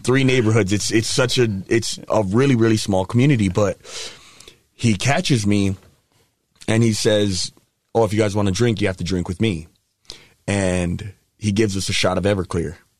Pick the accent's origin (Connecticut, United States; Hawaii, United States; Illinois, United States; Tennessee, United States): Hawaii, United States; moved away; I grew up in Hawaii, half in Hawaii, half here. So both are home to me.